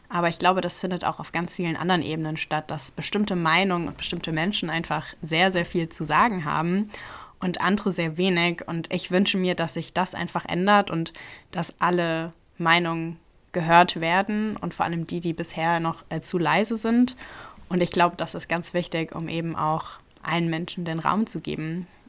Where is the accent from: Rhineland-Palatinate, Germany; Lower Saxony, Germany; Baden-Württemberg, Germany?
Rhineland-Palatinate, Germany; Ludwigshafen; now in Mainz, Germany; Ich komme eigentlich schon immer aus Rheinland-Pfalz und bin auch immer noch hier. Äh, ursprünglich aus Ludwigshafen.